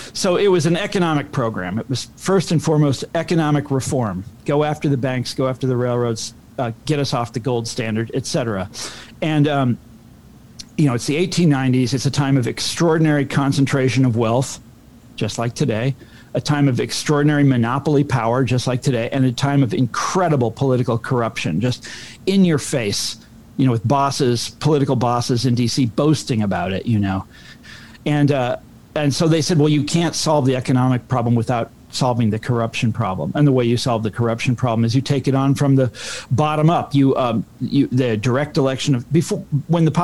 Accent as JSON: {"language": "English", "region": "Kansas", "country": "United States", "said": "I'm from Kansas."}